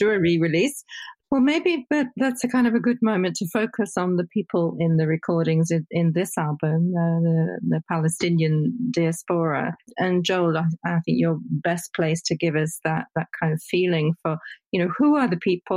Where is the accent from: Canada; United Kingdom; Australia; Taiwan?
United Kingdom; as a Brit